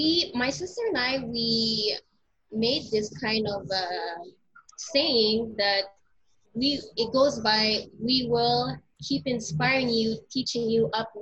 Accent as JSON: {"language": "English", "country": "Philippines", "said": "Filipino Heritage Month is, for me, it's a way of embracing your culture, being Filipino."}